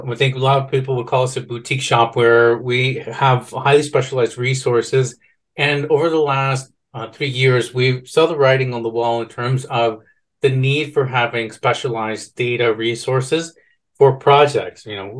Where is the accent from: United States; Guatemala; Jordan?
Guatemala; And I'm Guatemalan, and so I was born in Guatemala.